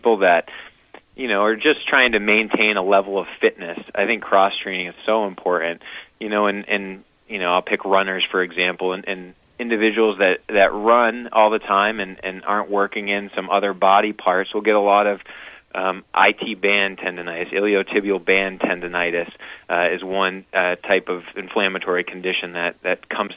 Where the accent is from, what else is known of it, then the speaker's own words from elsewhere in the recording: Wilton, Maine, United States; moved away as an adult; also born or lived in Vail, Colorado; I'm relatively new to the community, although I grew up in Wilton, Maine.